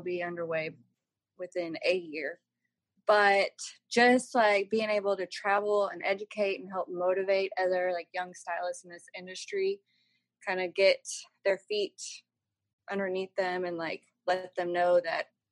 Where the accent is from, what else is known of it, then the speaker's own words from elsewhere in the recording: Waco, Texas, United States; I'm born and raised in Waco, Texas.